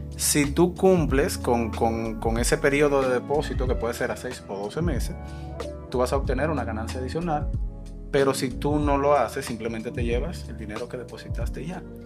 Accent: Dominican Republic; Nosotros como dominicanos somos muy amables, muy hospitalarios y nos gusta ayudar

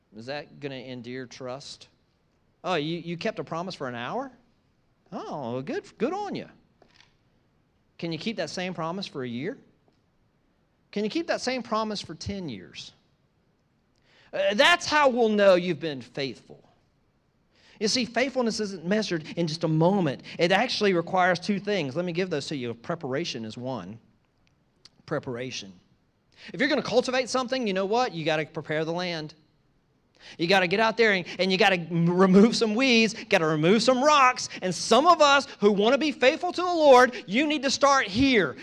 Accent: East Coast, United States; moved away; I grew up on the East Coast

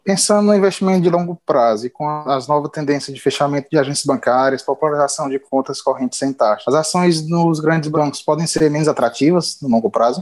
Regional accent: Fortaleza, Ceará, Brazil; Sou de Fortaleza, Ceará

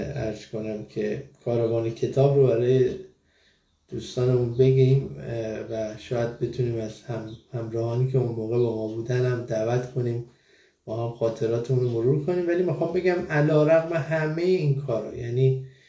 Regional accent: Iran; moved away as an adult; که من از ایران مهاجرت کردم

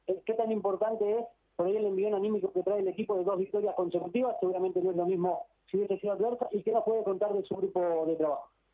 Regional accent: Uruguay; moved away as an adult; now in Santa Fe, Argentina; El fútbol argentino en Uruguay lo vivimos mucho.

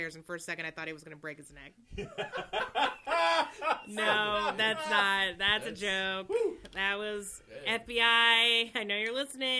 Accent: United States; I know we're American and we're not used to hearing British accents.

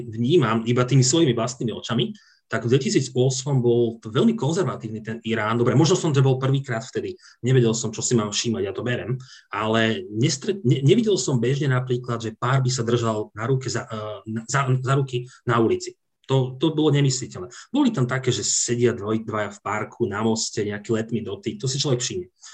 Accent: Slovakia; pýtala sa, odkiaľ som, a keď som povedal Slovakia

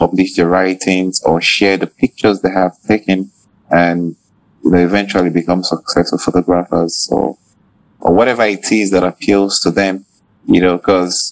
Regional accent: Nigeria; I'm a Nigerian researcher and teacher

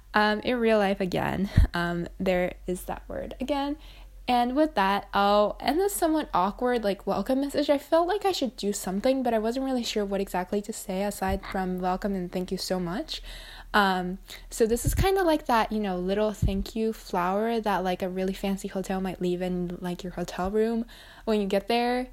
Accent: Japan; I'm from Japan as well

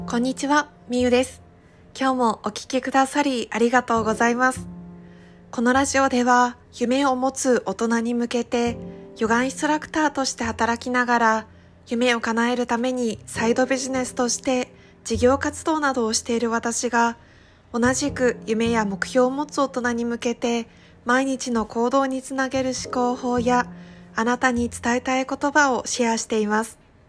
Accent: Iwate, Japan; moved away as an adult; now in Okinawa, Japan; 地元の岩手県から沖縄県の離島、沖縄の本島からさらに400キロ下に下がった世界地図とか Google マップで見るともう台湾が一番近いっていうちっちゃな離島に移住をして

